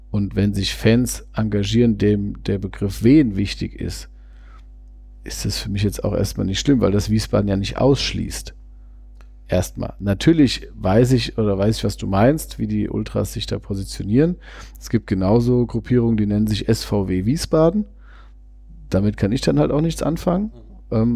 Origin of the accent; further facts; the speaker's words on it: Vienna, Austria; klar, ich komme aus Wien selbst